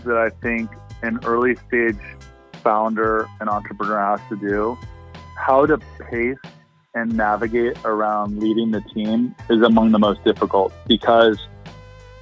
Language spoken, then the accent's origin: English; Ohio, United States; I grew up in Ohio